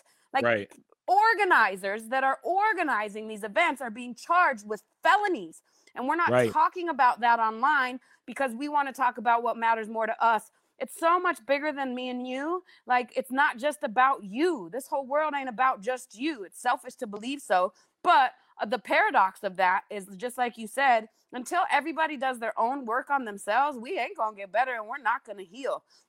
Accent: Denver, Colorado, United States; now in Southern United States; I came down from Denver to the South and they call me a Northerner down here.

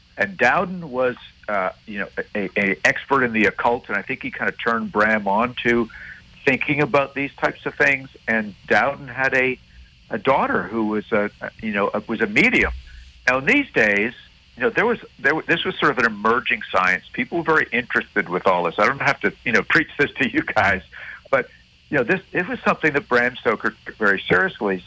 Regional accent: Montreal, Quebec, Canada; growing up in Montreal

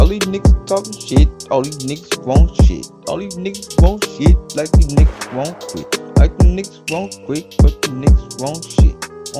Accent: Baton Rouge, Louisiana, United States; I'm from Baton Rouge. This is where I'm from. And in my hood, we don't mess around

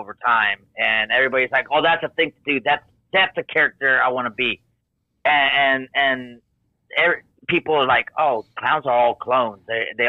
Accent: Houston, Texas, United States; I'm from Houston. We wear grills down here.

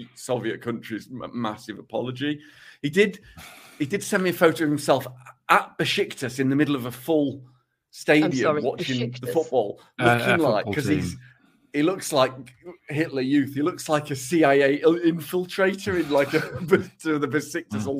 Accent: England, United Kingdom; considers himself English rather than British

